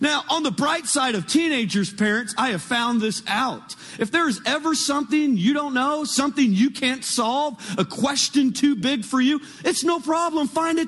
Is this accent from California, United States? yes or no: yes; California, United States; I was born and raised in Northern California, and I was a good child, grew up in a Christian home.